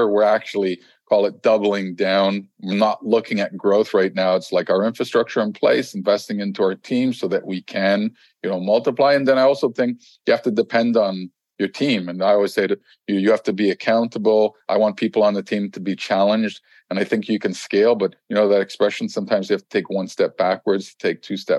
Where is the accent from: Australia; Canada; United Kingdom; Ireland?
Canada; I'm Canadian